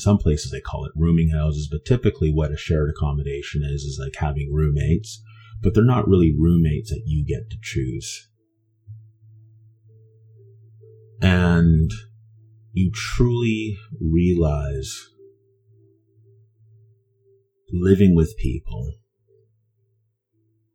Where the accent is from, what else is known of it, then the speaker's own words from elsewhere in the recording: Vancouver, British Columbia, Canada; I was raised in East Vancouver for the most part of my youth